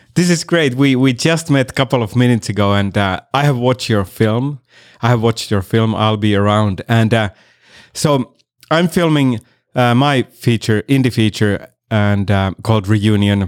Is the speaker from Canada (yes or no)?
no; Finland; moved away as an adult; also born or lived in Miami; now in Los Angeles, United States; I'm originally from Finland and I've been here for seven years, uh, in L A.